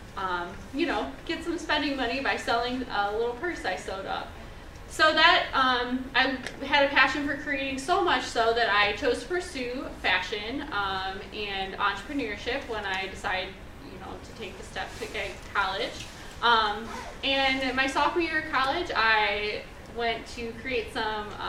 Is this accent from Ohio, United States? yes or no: yes; Cleveland, Ohio, United States; I'm from Cleveland, and I love Cleveland